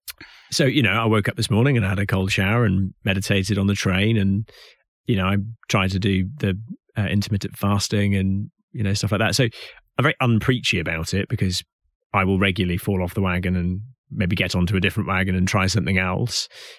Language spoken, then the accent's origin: English; Hout Bay, Western Cape, South Africa; Not that my accent betrays it, but I am actually South African by origin. And I was born and raised in Hout Bay, which is just around the corner from Cape Town.